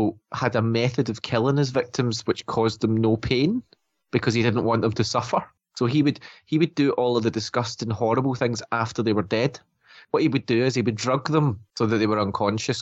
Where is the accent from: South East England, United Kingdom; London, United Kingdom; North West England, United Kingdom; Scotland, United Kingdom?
Scotland, United Kingdom; obviously we're Scottish, right? So we live in a different country